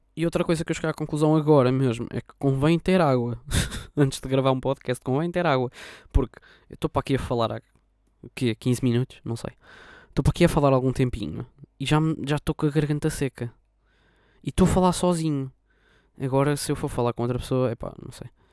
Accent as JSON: {"language": "Portuguese", "region": "Lisbon", "country": "Portugal", "said": "eu sou de Lisboa"}